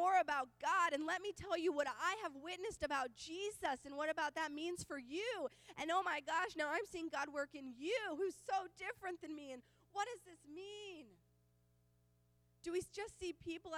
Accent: Oklahoma, United States; I grew up in Oklahoma, and I know that I grew up around a lot of Oklahoma men

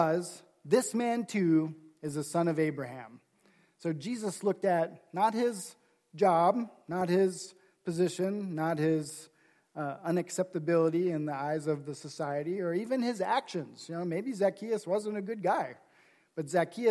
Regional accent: Nebraska, United States; I grew up in Nebraska

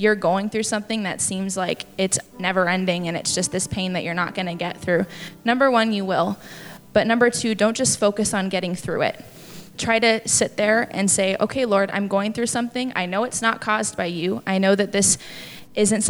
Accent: Tacoma, Washington, United States; I actually came home from college. I'm from Tacoma

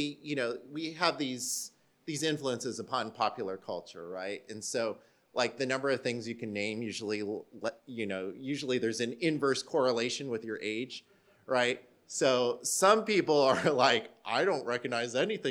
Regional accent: Southern California, United States; moved away as an adult; now in Yokohama, Japan; I come from Southern California

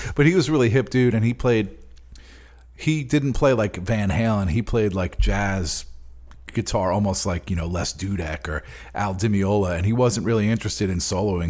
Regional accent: Long Island, New York, United States; also born or lived in Queens, New York / East Nashville, Tennessee; now in Nashville, United States; growing up on Long Island

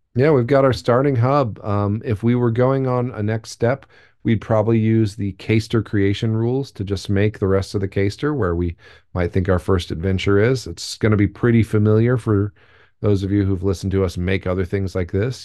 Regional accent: United States; as an American, but my family's pretty German

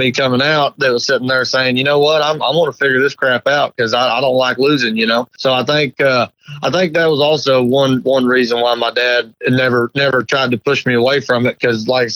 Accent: about 20 miles north of Kansas City, Missouri, United States; about 20 miles north of Kansas City there

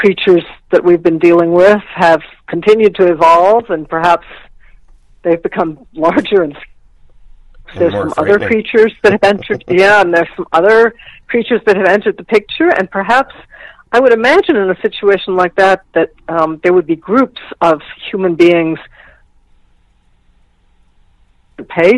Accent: Virginia, United States; I grew up in Virginia.

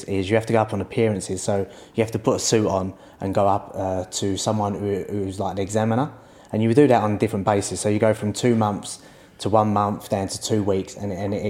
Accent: London, United Kingdom; We're from Stepney originally, so we're East London boys

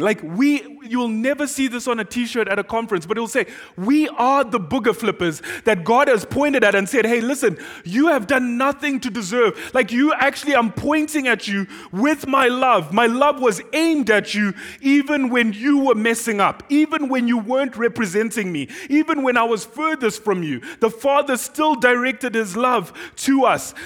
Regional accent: Zimbabwe; first language Shona; English is a second language; moved away as an adult; now in Doylestown, United States; I am from Zimbabwe

